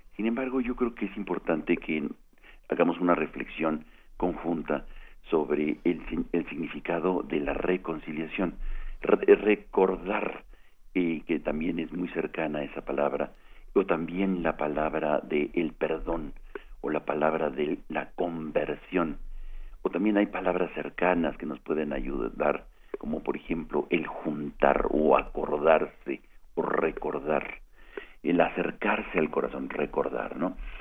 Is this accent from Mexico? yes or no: yes; Mexico; nosotros como mexicanas y mexicanos